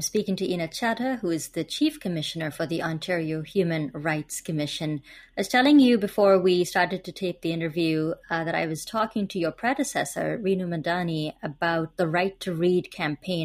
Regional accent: India; I'm also from India

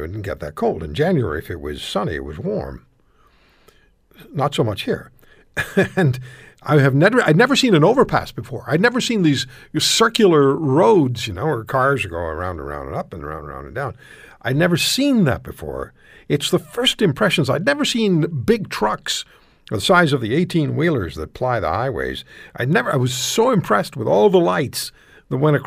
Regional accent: Montreal, Quebec, Canada; moved away; I grew up in Montreal

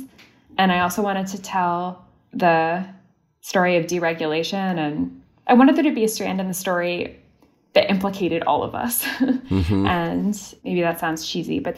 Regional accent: Canada; also born or lived in Austria; now in United States; I'm Canadian

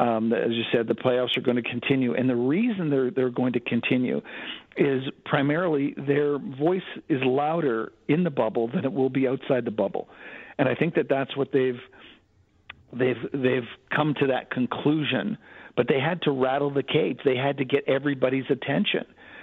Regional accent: Canada; also born or lived in United States; I've lived in Canada for most of my life, over 50 years in Canada. I'm Canadian, and I do see the difference.

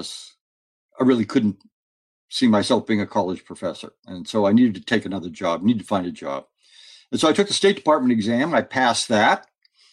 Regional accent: Phoenix, Arizona, United States; I grew up in Phoenix, Arizona

